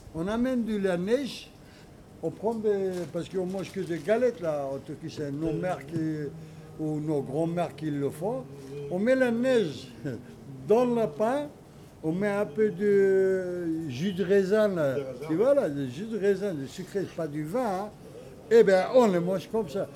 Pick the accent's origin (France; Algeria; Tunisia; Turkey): Turkey; Kurdistan; French is a second language; moved away; nous, on est des Kurdes, on n'a droit à rien du tout en Turquie